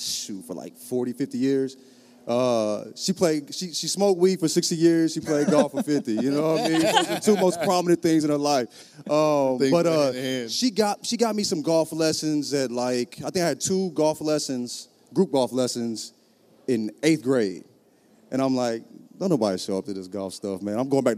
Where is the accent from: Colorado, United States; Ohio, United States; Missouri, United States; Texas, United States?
Missouri, United States; St. Louis; I'm from St. Louis